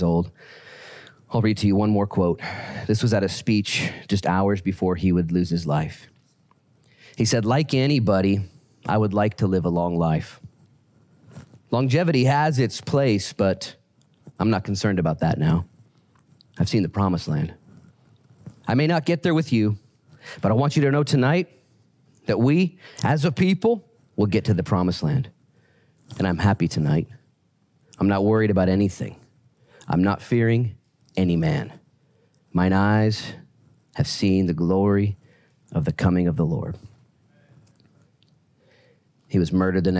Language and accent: English; United States; I'm an American citizen